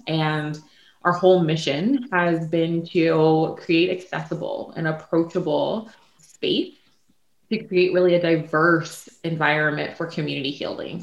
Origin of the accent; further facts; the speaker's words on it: Prince George, Virginia, United States; now in Richmond, United States; I am um, from Prince George, Virginia, and um, currently I reside in Richmond, Virginia